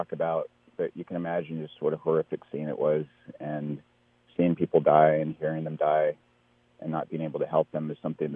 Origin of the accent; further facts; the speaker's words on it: the Bay Area, California, United States; I'm from the Bay Area